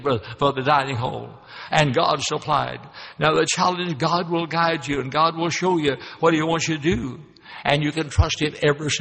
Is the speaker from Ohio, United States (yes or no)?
no; Louisville, Kentucky, United States; moved away as an adult; also born or lived in Memphis, Tennessee; Louisville, Kentucky, my hometown